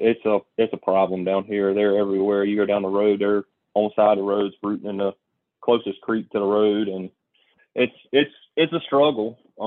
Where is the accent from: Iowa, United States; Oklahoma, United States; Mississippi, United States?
Mississippi, United States; I grew up hunting in the Homestead National Forest in Mississippi, and I've always hunted out of state.